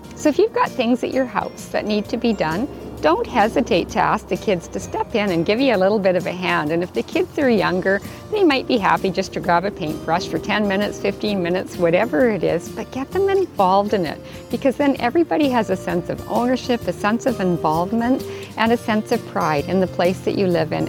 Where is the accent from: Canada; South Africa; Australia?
Canada; Whitehorse, Yukon; now in Vancouver Island, Canada; back in my hometown in Whitehorse, Yukon